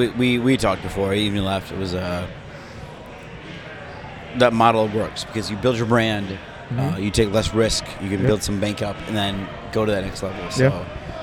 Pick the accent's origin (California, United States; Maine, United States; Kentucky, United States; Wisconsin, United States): Wisconsin, United States; Milwaukee; moved away; I'm from Milwaukee.